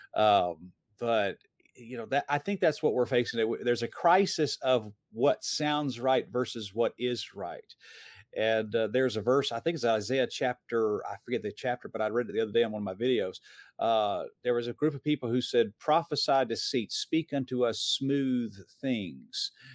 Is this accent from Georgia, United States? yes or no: yes; Atlanta, Georgia, United States; I grew up in Metro Atlanta.